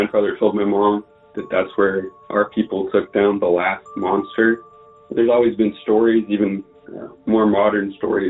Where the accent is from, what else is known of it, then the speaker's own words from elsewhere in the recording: Fairfax, Oklahoma, United States; American, and I live 7 miles west of the town called Fairfax, Oklahoma. On the way out to my house, I'm from Fairfax, there's a creek called Doga Creek, D-O-G-A.